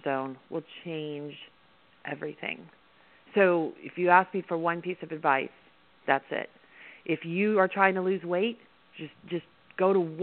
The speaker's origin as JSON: {"language": "English", "region": "Midwest", "country": "United States", "tie": "born or raised there", "said": "I'm from the Midwest"}